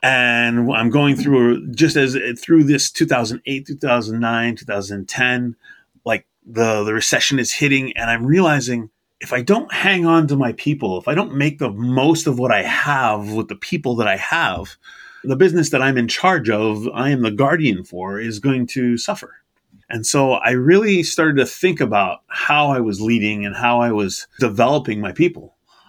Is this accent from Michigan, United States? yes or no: no; Massachusetts, United States; born there; I was born in Massachusetts, and I was born to a parent who moved around a fair bit.